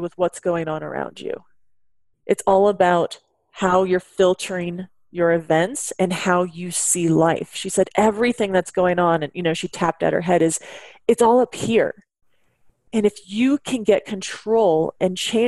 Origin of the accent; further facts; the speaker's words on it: Bay Area, California, United States; also born or lived in Washington; I was born and raised in the Bay Area